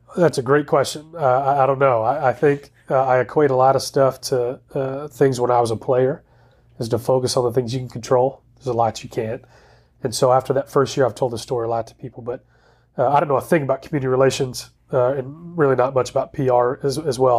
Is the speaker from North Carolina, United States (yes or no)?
no; Dallas, Texas, United States; also born or lived in Waco, Texas; I grew up in the Dallas area